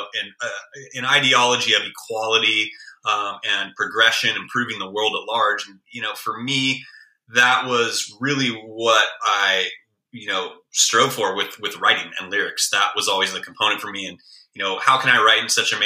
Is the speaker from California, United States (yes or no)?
yes; Bay Area, California, United States; moved away; also born or lived in Chicago; growing up in the Bay Area